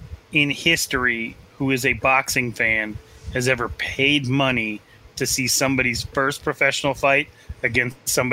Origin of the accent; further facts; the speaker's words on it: Phoenix, Arizona, United States; Like, y'all, I'm from Phoenix, where they leave babies in the car with the windows rolled up.